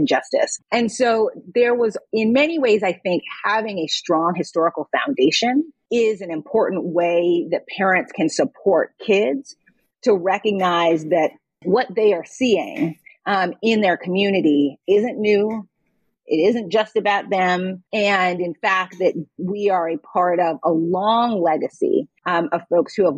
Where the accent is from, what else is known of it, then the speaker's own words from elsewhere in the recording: Boston, Massachusetts, United States; moved away as an adult; also born or lived in New York City, United States / India; I grew up in Boston, raised by parents who had moved to Boston, but had grown up in North Carolina under Jim Crow.